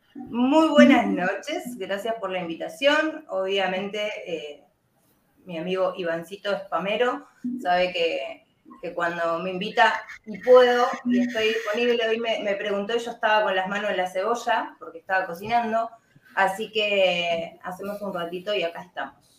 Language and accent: Spanish; Argentina; acá en Argentina